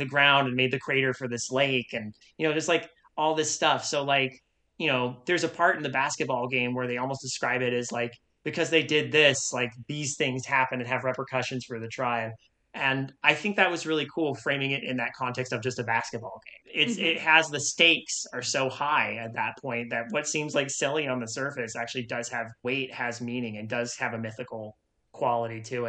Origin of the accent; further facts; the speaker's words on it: Idyllwild, California, United States; when I was growing up in Idlewild, this is, like, small mountain town in California